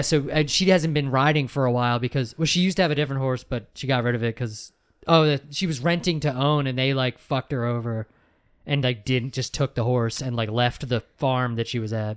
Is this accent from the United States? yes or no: yes; York, Pennsylvania, United States; I'm just from York